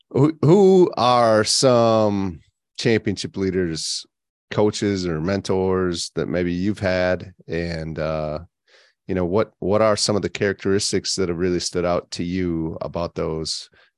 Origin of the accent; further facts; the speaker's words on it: Wisconsin, United States; I grew up in Wisconsin